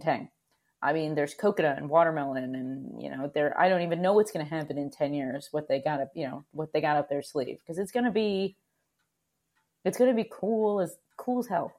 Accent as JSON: {"language": "English", "region": "Connecticut", "country": "United States", "tie": "born or raised there", "also_born_or_lived": "Oregon / Vermont", "said": "I grew up in Connecticut"}